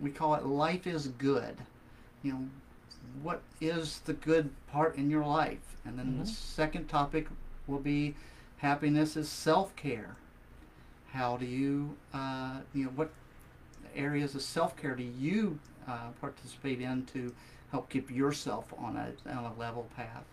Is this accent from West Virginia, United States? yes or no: yes; West Virginia, United States; moved away as an adult; also born or lived in Ohio; now in Northern Virginia, United States; I grew up in West Virginia, but lived in Ohio for a good number